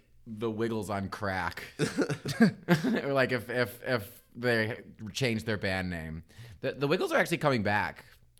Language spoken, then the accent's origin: English; Midwest, United States; now in Chicago, United States; we're from the Midwest.